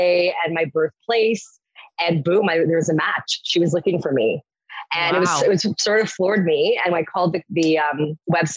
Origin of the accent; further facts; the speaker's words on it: Waterloo, Ontario, Canada; now in Toronto, Canada; I grew up in a town called Waterloo